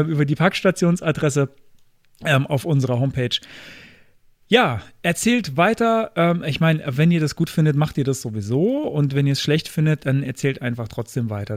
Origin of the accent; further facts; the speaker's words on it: Kaiserslautern, Rhineland-Palatinate, Germany; meiner Heimatstadt Kaiserslautern